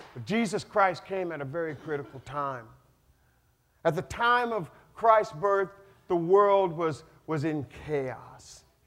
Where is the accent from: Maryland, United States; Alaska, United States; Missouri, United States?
Alaska, United States; North Pole; I was born and raised in North Pole, Alaska on a farm